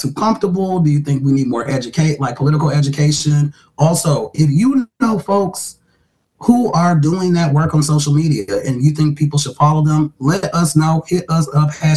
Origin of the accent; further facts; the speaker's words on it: the North, United States; I grew up north, great migration. My parents are first generation up north